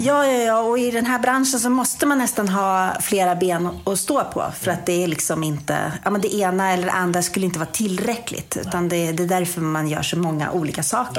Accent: Kumla, Örebro County, Sweden; Kumlabyskolan, som jag gick när jag var liten i Kumla.

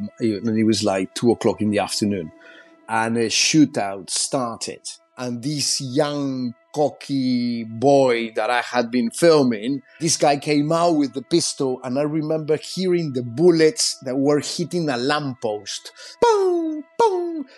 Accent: Chile; English is a second language; also born or lived in Peru; I was born in Peru, and because of a shining path, my family moved to Chile. And I remember in Chile, when I was finishing my school there

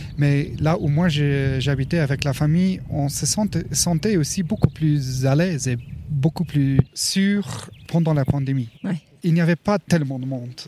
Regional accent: Luxembourg; moved away as an adult; now in Colorado, United States; j'ai travaillé 11 ans à la douane luxembourgeoise avant que j'ai euh, déménagé aux États-Unis. Et j'étais aussi euh, ambulancier et pompier volontaire au Luxembourg.

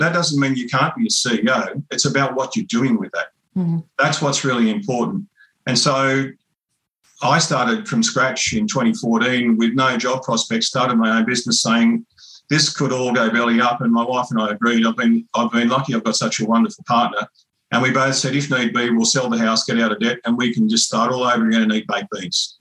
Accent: Kempsey area mission, New South Wales, Australia; I grew up on Crew Mission

